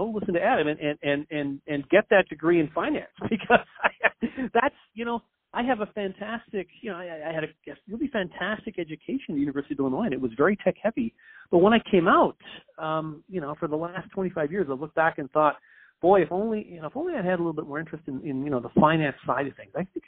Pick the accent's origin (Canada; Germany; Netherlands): Canada; moved away as an adult; also born or lived in United States / Belgium; I'm a Canadian. I came down to the United States to finish up my grad school.